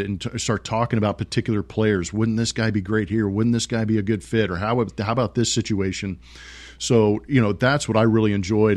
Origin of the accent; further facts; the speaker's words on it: West Coast, United States; I grew up on the West Coast.